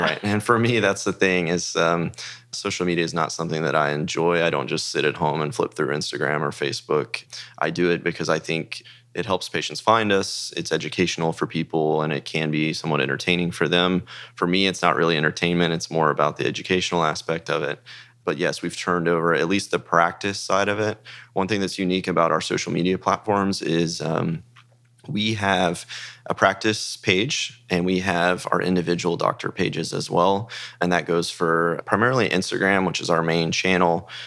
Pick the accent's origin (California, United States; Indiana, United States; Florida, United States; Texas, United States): Texas, United States; Dallas; also born or lived in Frisco, Texas; I grew up in Texas in the Dallas area